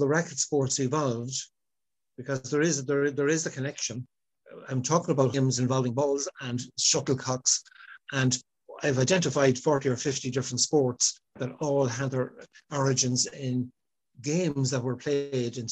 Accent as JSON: {"language": "English", "town": "Longford", "region": "County Longford", "country": "Ireland", "tie": "born or raised there", "also_born_or_lived": "Galway", "moved": "as an adult", "lives_now": "Sligo, Ireland", "said": "I grew up in Longford and one of eight children"}